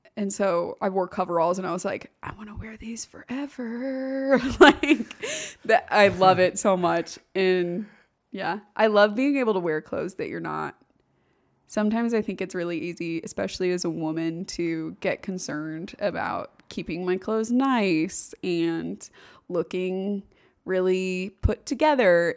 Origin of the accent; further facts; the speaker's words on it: Overland Park, Kansas, United States; moved away; also born or lived in Indiana; I grew up in the Kansas City area, Overland